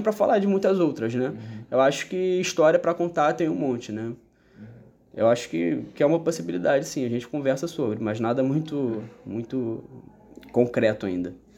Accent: Rio de Janeiro, Brazil; eu que sou nascido e criado no Rio de Janeiro

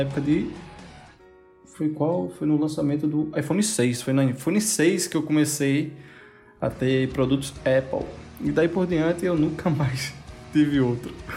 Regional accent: Caruaru, Pernambuco, Brazil; eu sou de Caruaru, Pernambuco, um pinguim de Pernambuco só

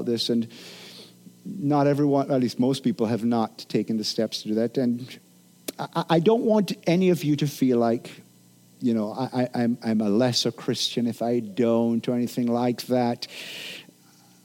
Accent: Jamaica; I'm a Jamaican

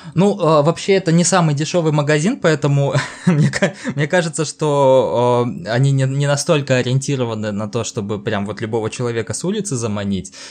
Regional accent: Stavropol, Stavropol Krai, Russia; я не из Москвы, я из Ставрополя

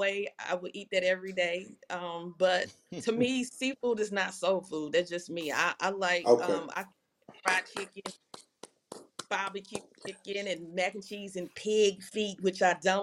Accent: Louisiana, United States; I'm from Louisiana.

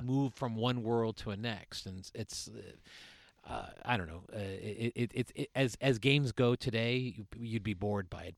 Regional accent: Suffield, Connecticut, United States; I'm from Suffield

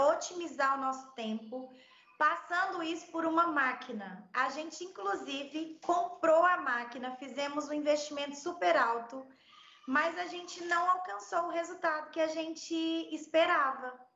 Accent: Belo Horizonte, Minas Gerais, Brazil; moved away as an adult; now in Portugal; Eu sou mineira, nascida e criada em Belo Horizonte

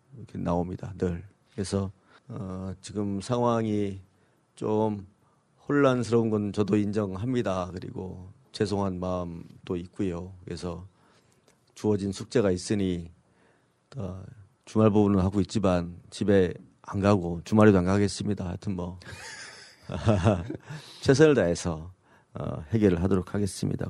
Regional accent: Sejong, South Korea; 제 고향이지만 세종시가

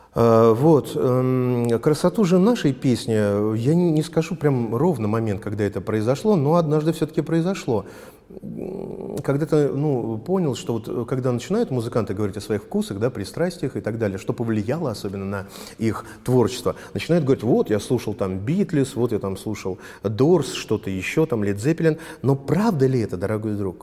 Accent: Volgograd, Volgograd Oblast, Russia; я из Волгограда

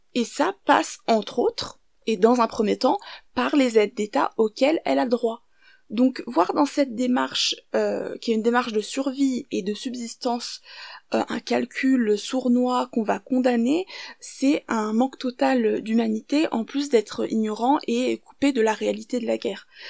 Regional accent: France; also born or lived in Syria; je suis française et syrienne

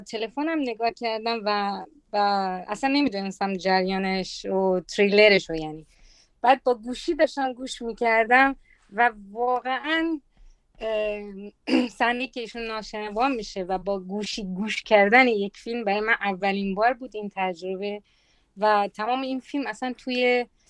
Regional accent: Italy; من تو ایتالیا بزرگ شدم

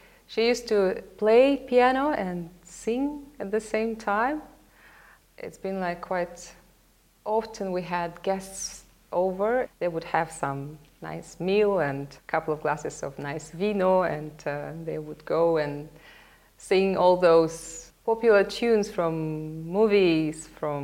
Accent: Sevastopol, Crimea, Ukraine; first language Russian; English is a second language; now in Melbourne, Australia; I was born in Sevastopol. It's a city on the Black Sea in Crimea.

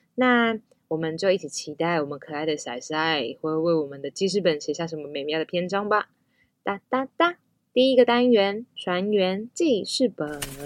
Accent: Tafalong and Antong villages, Hualien County, Taiwan; 我是来自花莲县太巴朗部落和安通部落的阿美族

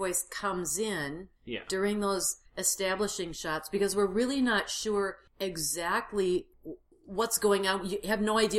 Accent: Fargo, North Dakota, United States; Fargo, my hometown.

